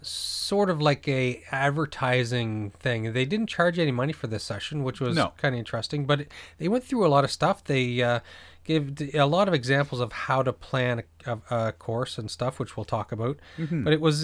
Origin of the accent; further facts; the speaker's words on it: East Coast, United States; I'm from the East Coast, so I'm used to the tides and stuff.